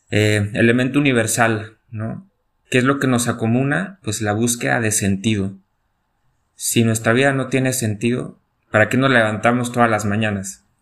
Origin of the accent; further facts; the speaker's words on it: León, Guanajuato, Mexico; moved away as an adult; also born or lived in Rome; now in Salta, Argentina; Yo soy de León, Guanajuato, México